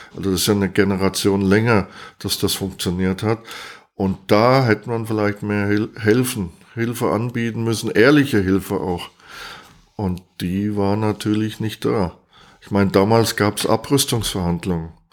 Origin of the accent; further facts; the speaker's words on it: East Germany, Germany; bei uns in der DDR